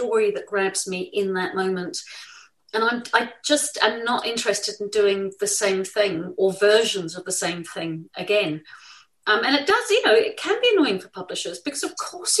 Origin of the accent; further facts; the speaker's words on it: New Zealand; now in England, United Kingdom; I grew up in New Zealand.